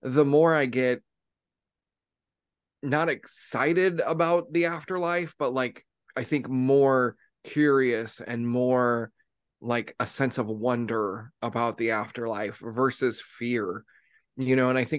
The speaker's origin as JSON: {"language": "English", "country": "United States", "tie": "born or raised there", "said": "growing up, at least in the United States"}